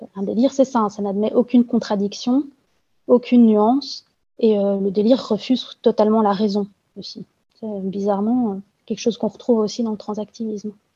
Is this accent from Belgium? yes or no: yes; Belgium; also born or lived in Brussels; je suis belge, je travaille dans l'administration et j'habite à Bruxelles